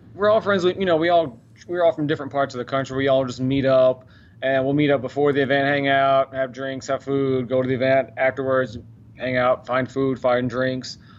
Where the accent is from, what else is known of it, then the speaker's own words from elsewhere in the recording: Dallas, Texas, United States; Grew up in Dallas